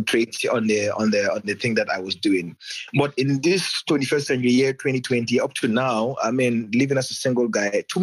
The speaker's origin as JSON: {"language": "English", "country": "Gambia", "said": "I am from the Gambia"}